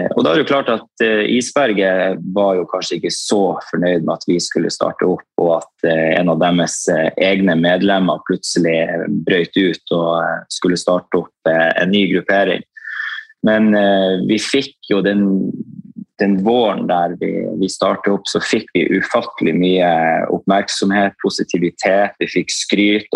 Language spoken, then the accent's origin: Norwegian; Tromsø, Troms, Norway; født og oppvokst i Tromsø